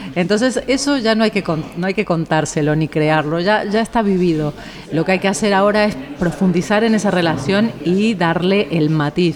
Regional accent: Argentina; now in Spain; Argentina, que es donde yo nací, donde me, me late el corazón muy fuerte

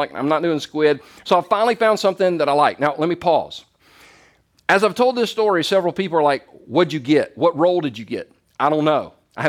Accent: Easley, South Carolina, United States; I grew up in Easley, South Carolina, and for some of you, this is going to be hard to even imagine.

